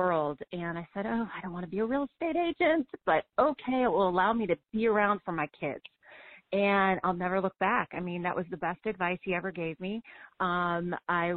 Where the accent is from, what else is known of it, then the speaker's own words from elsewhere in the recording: Madison, Wisconsin, United States; I grew up in Wisconsin, grew up in this business